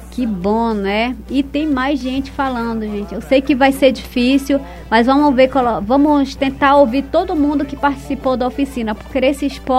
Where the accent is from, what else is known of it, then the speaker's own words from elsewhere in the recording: district of Assunção do Içana, Amazonas, Brazil; sou da etnia atariana, sou do distrito de Assunção do Içama